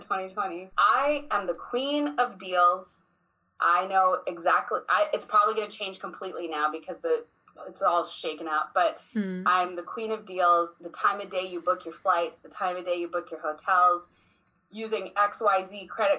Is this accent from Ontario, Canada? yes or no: no; Vancouver, British Columbia, Canada; moved away; I was born in Vancouver, British Columbia